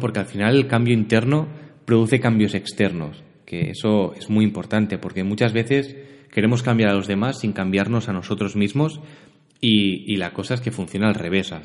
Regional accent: Barcelona, Catalonia, Spain; also born or lived in L'Hospitalet de Llobregat; Yo soy de Barcelona, vivo aquí en, en Hospitalet, que bueno, en Cataluña, ¿no? De forma más genérica. Y nací, crié, estudié todo aquí

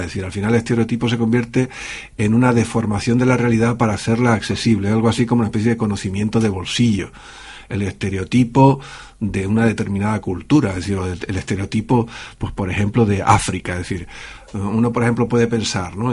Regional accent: Canary Islands, Spain; yo soy canario

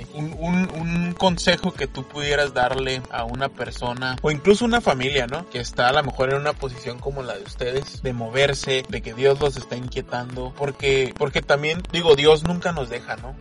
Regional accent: Mexico; soy mexicano

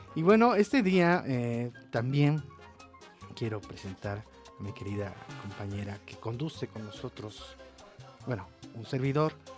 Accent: Mexico City, Mexico; Soy de la Ciudad de México.

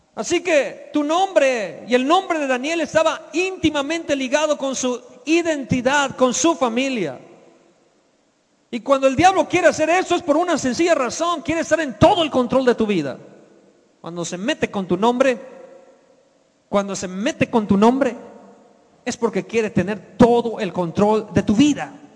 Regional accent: Yucatán, Mexico; moved away as an adult; also born or lived in Mexico City; Yo era un yucateco de 23 años cuando llegué al Distrito Federal a vivir

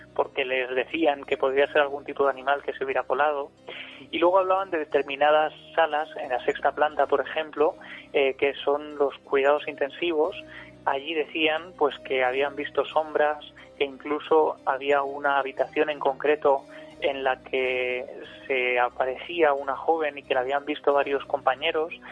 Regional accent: Ciudad Real, Castilla-La Mancha, Spain; Ciudad Real, de donde yo soy

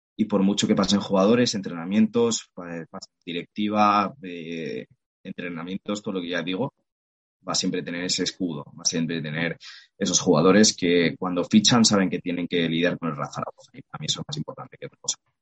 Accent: Oviedo, Asturias, Spain; soy un, chico de Oviedo, eh, madre asturiana, padre totalmente maño, familia maña.

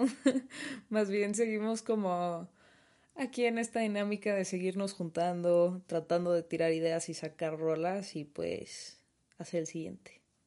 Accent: Mexico; first language Spanish; siendo mexicanos

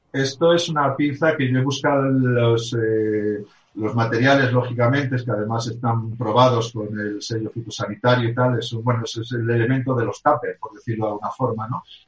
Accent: Spain; also born or lived in Germany; nací en Alemania, eh, eh, posteriormente me vine a España, a mi país, con mis padres, eh, después de sacar, bueno, pues hacer aquí el bachiller, luego volvimos otra vez a Alemania

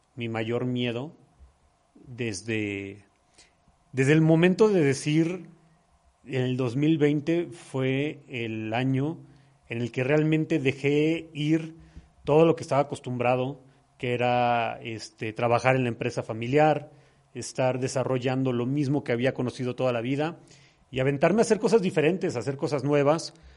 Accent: Mexico; Como macho mexicano mal educado

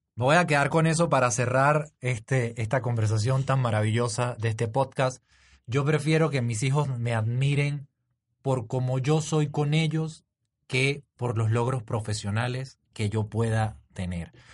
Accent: Venezuela; moved away as an adult; now in Panama; si mi acento me delata, soy venezolano, este, pero tengo cuatro años aquí.

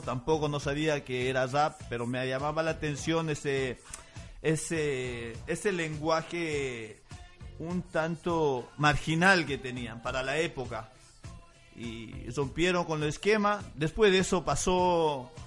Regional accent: La Paz, Bolivia; moved away as an adult; now in Buenos Aires, Argentina; Soy, de Munaipata, sí. Me, me crié eh, Munaipata.

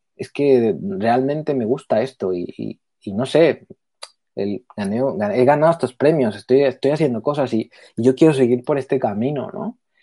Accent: Mexico; También soy mexicana, pero vivo también fueras.

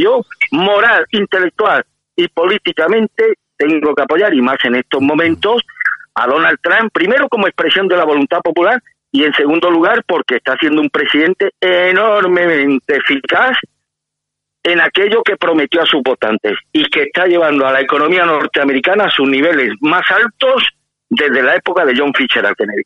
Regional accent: Spain; somos los españoles

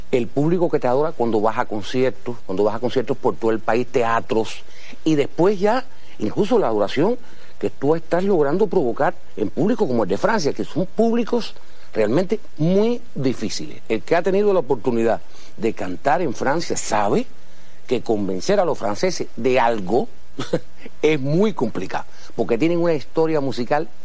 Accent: Havana, Cuba; yo soy de Fontanar, yo no soy de La Habana.

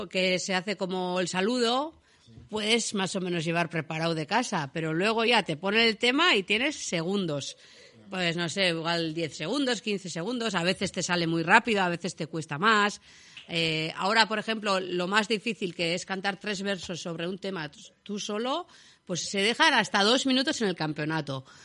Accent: Lesaka, Navarre, Spain; soy una chica de Lesaca, una chica, tengo 47 años

